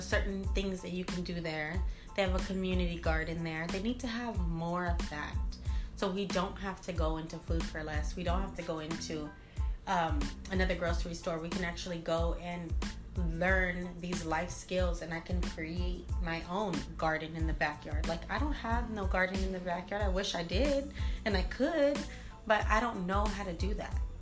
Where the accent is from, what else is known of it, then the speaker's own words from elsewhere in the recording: Long Beach, California, United States; I'm from Long Beach, LBC